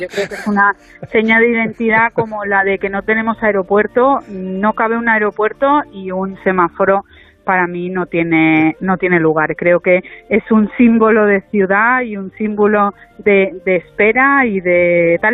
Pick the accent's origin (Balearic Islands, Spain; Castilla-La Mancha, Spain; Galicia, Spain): Balearic Islands, Spain; Formentera; also born or lived in Germany; no nací aquí porque mi madre fue una de esas hippies de las que hablabais antes, que vino a Formentera, que se enamoró de mi padre y que nunca más se fue. Entonces nací en Alemania casi porque mi madre estaba de visita allí, pero he pasado toda la vida aquí